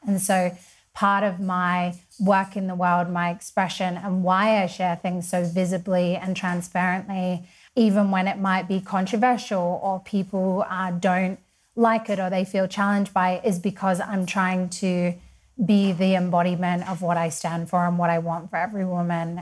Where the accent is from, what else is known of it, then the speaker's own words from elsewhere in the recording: Perth, Western Australia, Australia; also born or lived in Sydney / London; now in Mallorca, Spain; I'm from Perth. I lived in Sydney, so lots of people sometimes think I'm from there. Uh, I lived in London and now I'm a Spanish resident and I live in Mallorca.